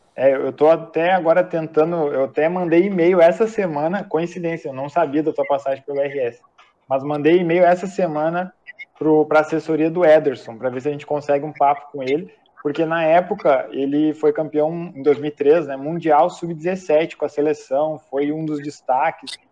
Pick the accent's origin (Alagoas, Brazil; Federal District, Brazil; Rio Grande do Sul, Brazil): Rio Grande do Sul, Brazil; now in Portugal; lá da minha terra, lá do Rio Grande do Sul